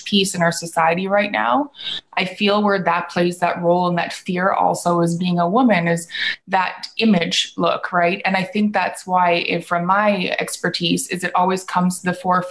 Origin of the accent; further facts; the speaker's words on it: Vancouver, British Columbia, Canada; I'm from Canada, in Vancouver